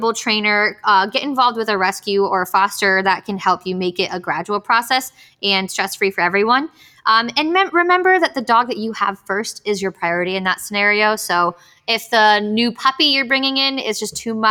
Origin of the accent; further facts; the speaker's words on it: Miami, Florida, United States; moved away; I'm from Miami too.